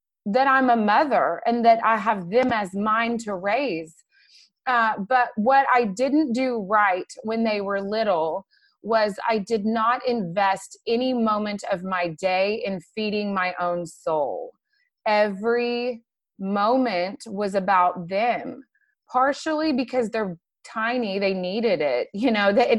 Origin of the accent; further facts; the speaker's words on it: McKinney, Texas, United States; I grew up in McKinney. I'm one of the few people that actually stays around where they were born